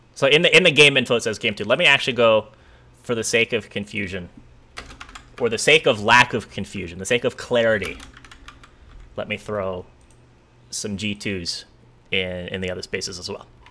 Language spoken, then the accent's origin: English; East Coast, United States; moved away; I grew up on the East Coast